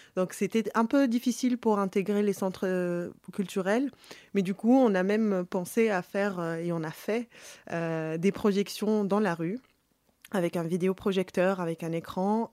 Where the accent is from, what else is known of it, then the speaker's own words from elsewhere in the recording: Tunis, Tunis Governorate, Tunisia; je suis née à Tunis